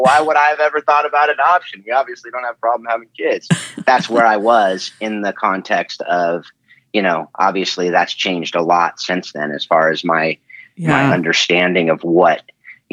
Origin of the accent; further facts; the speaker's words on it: Southern California, United States; moved away as an adult; also born or lived in Hawaii / Georgia / Nashville; now in Northern California, United States; I'm born and raised on Southern Cal. And now I'm up in Northern California